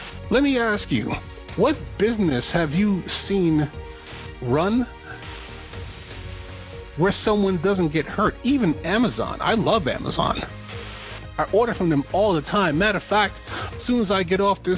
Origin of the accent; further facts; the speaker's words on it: New York, United States; I'm from New York